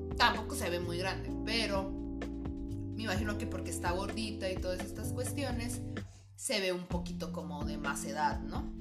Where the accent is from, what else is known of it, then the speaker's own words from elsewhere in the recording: Tijuana, Baja California, Mexico; Aunque somos tijuanenses, no tengo ese acento Push.